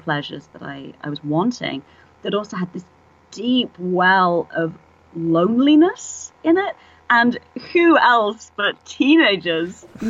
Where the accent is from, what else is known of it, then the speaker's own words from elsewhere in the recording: England, United Kingdom; now in San Francisco, United States; Well, I live here now, but {S1} yes, {S7} it took me moving to San Francisco 7 years ago. I'm English originally, obviously, as you can hear